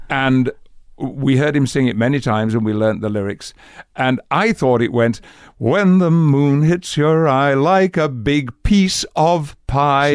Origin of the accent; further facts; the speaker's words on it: West Riding of Yorkshire, Yorkshire and the Humber, United Kingdom; accent: Yorkshire dialect; I grew up in the north of England, in the West Riding of Yorkshire